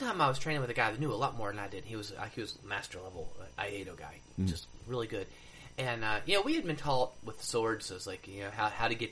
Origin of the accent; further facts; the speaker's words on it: United States; I'm an American